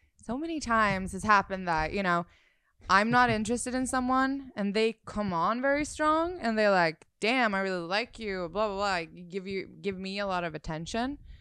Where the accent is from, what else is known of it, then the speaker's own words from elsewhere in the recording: Sweden; moved away as an adult; now in Los Angeles, United States; I'm from Sweden